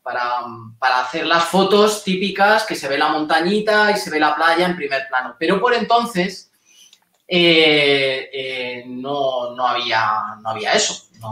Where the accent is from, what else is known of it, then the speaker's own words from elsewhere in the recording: Spain; somos españoles